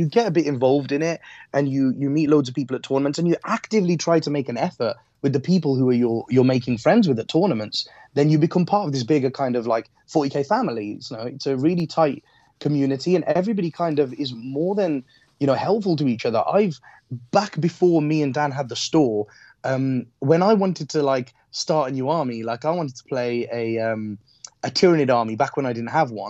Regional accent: Midlands, United Kingdom; Like, you're from the Midlands, I'm from the Midlands.

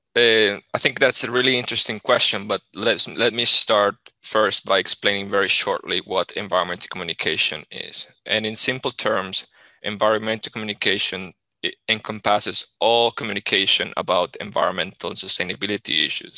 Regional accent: Colombia; moved away as an adult; now in Sweden; I, I come from Colombia

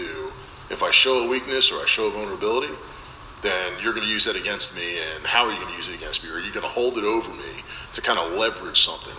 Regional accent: New Jersey, United States; Originally Jersey.

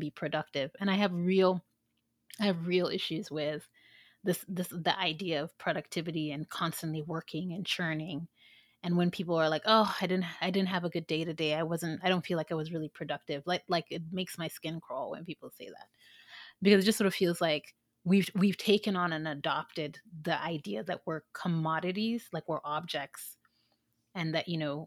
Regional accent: Sierra Leone; moved away; I'm from an African country. I'm from Sierra Leone

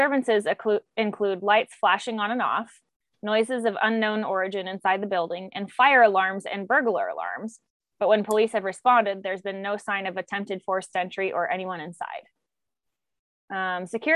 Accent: Washington, United States; we're from Washington

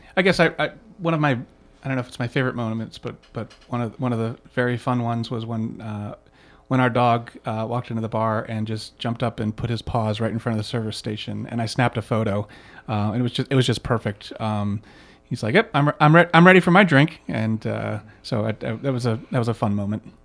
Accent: East Coast, United States; moved away as an adult; now in Chicago, United States; I grew up on the East Coast, but, um, but I, I consider myself a Chicagoan now

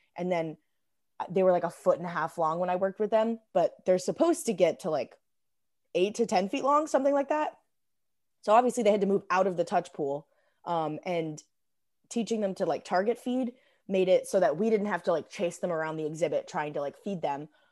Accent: Arizona, United States; also born or lived in Illinois; I moved to Arizona when I was ten

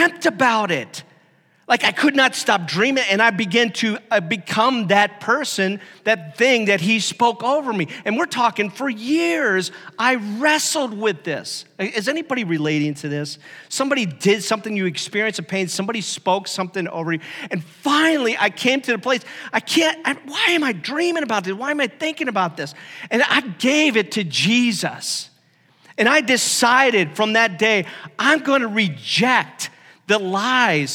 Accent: Stark County, Ohio, United States; I grew up in Ohio, and that part of the area I'm from is really notorious for high school football.

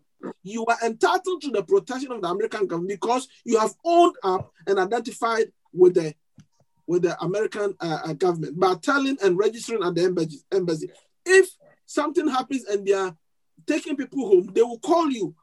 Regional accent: Ghana; moved away; my home country, Ghana

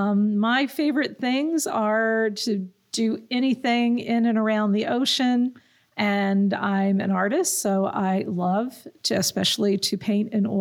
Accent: Richmond, Virginia, United States; accent: Southern; moved away as an adult; also born or lived in Geneva, New York / New Jersey; now in Ohio, United States; I grew up in Richmond, Virginia. Now and then you'll hear a little bit of the South come out in the way I talk

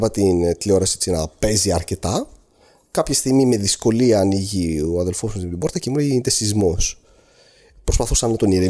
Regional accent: Greece; εγώ έρχομαι από την Ελλάδα

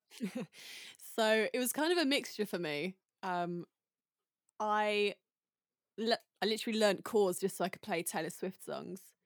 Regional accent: United Kingdom; moved away; I'm very British

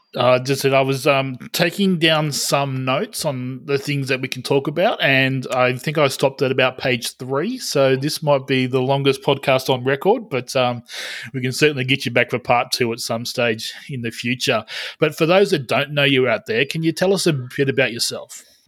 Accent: Australia; as an Australian

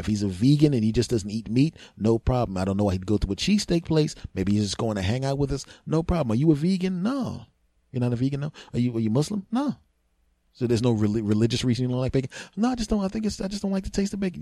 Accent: Philadelphia, Pennsylvania, United States; we're all born and raised in Philadelphia

